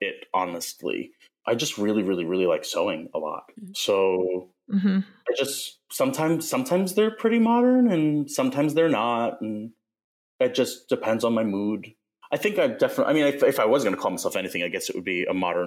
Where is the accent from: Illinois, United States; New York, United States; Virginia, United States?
New York, United States; West Babylon; moved away as an adult; also born or lived in Seattle, Washington; I grew up in West Babylon